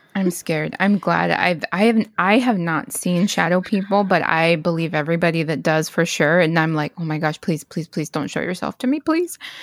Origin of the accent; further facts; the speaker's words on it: Stockton, California, United States; I grew up in Stockton